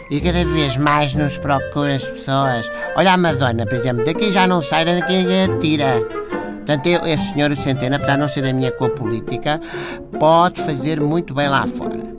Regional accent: Cacém, Lisbon, Portugal; sou do Cacém. Nós somos bons em tudo, ponto.

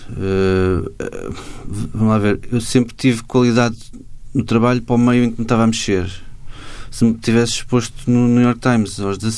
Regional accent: Macau; now in Portugal; nessa altura eu, eu vim de Macau para as Belas Artes e comecei a estudar design gráfico

